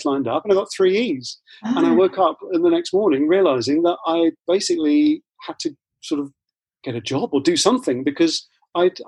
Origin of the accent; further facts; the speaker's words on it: Ilford, London, United Kingdom; I grew up in Ilford in Essex.